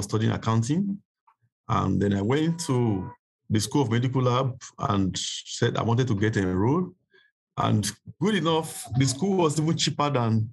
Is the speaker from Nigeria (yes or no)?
yes; Nigeria; moved away as an adult; now in Sierra Leone; I'm a Nigerian, but currently I live in Sierra Leone.